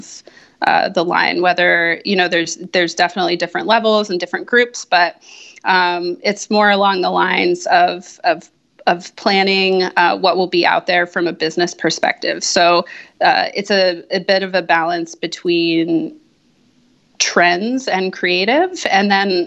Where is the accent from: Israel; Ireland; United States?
United States; Colorado; moved away as an adult; now in California, United States; I am originally from Colorado. I currently live in California and moved out here about 5 years ago